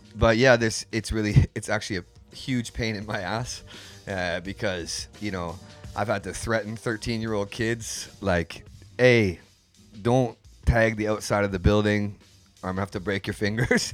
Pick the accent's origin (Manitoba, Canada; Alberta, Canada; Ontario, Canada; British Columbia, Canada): British Columbia, Canada; Vancouver; moved away as an adult; now in Tokyo, Japan; I came up in Vancouver, um, East